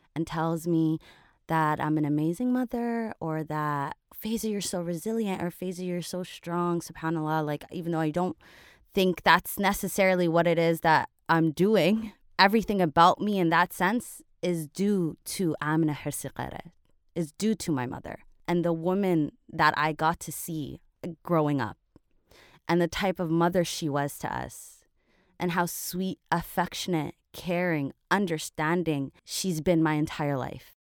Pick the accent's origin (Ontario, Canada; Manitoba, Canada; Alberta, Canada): Ontario, Canada; Toronto; I was born and raised in Toronto